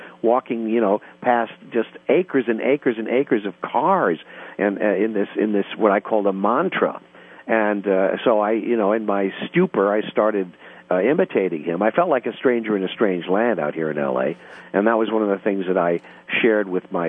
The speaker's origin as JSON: {"language": "English", "country": "United States", "tie": "born or raised there", "moved": "as an adult", "lives_now": "Los Angeles, United States", "said": "I grew up on the East Coast in the Midwest"}